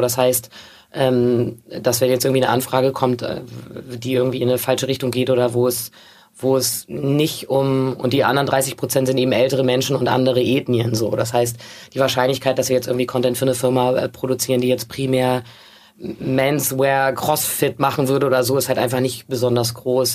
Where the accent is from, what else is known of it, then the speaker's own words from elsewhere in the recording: Hamburg, Germany; ich bin in Hamburg aufgewachsen